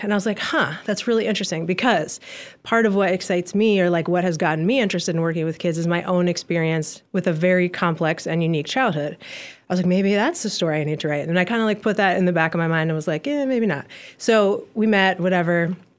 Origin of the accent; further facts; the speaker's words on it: Ann Arbor, Michigan, United States; I was born in Ann Arbor, Michigan in nineteen eighty-two